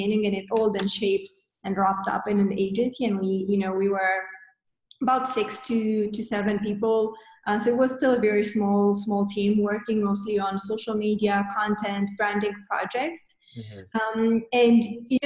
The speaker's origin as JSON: {"language": "English", "country": "Moldova", "moved": "as an adult", "lives_now": "Romania", "said": "we moved from Moldova, where we're originally from. We moved to Romania"}